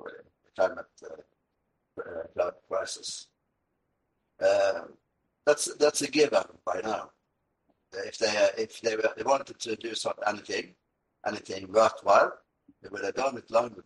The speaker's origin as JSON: {"language": "English", "country": "Norway"}